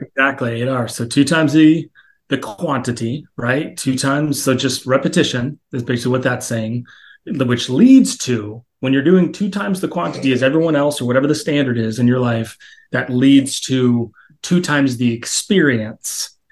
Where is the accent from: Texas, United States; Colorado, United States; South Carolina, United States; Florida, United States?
Texas, United States; I grew up in Texas